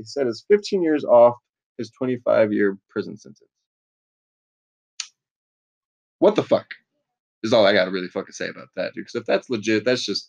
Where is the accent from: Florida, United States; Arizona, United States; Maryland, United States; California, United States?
Florida, United States; I'm from Florida.